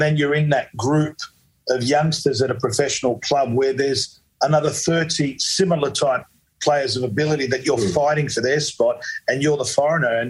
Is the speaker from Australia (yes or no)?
yes; Australia; being a Aussie born